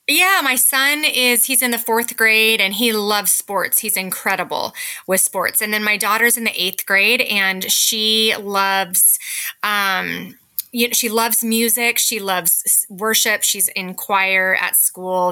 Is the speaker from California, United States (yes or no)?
yes; California, United States; moved away as an adult; now in Parkland, United States; I was raised in California and I came up to Washington to attend college